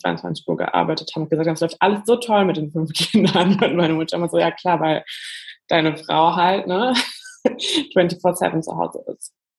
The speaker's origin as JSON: {"language": "German", "country": "Germany", "tie": "born or raised there", "moved": "yes", "lives_now": "Berlin, Germany", "said": "ich komme aus der Eifel, so eine Stunde von Köln. Also wirklich, es war zwar eine Stadt, aber eher sehr dörflich aufgewachsen"}